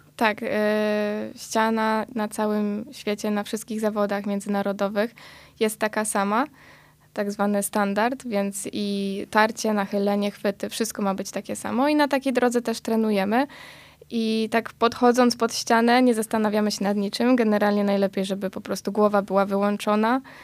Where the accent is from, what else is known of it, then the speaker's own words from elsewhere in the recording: Tarnów, Lesser Poland, Poland; jesteśmy z Tarnowa